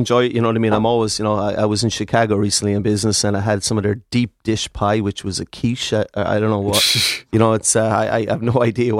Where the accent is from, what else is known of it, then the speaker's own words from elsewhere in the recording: Ireland; Being an Irish guy